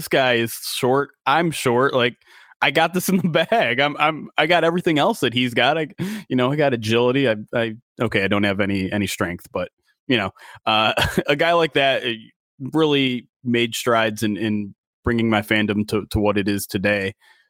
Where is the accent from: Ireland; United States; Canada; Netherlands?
United States; Detroit, Michigan; Well, I'm a local guy. I grew up in Metro Detroit. Grew up a Lions fan from the get go.